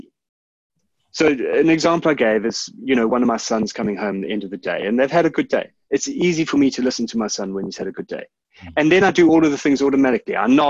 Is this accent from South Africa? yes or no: yes; South Africa; I'm South African. I was born in the early 1970s, which meant that I grew up in the 1980s.